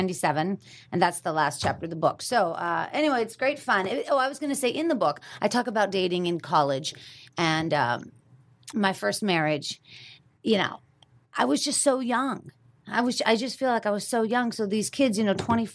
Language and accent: English; Pittsburgh, Pennsylvania, United States; moved away as an adult; now in Los Angeles, United States; me growing up in Pittsburgh and then finally getting to Los Angeles